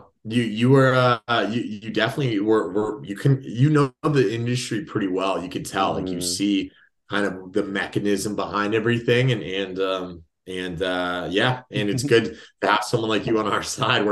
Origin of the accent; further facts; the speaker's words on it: Walnut, California, United States; moved away as an adult; now in San Diego, United States; I'm from Los Angeles area. So, city of Walnuts, next to Diamond Bar. It's like a little suburb.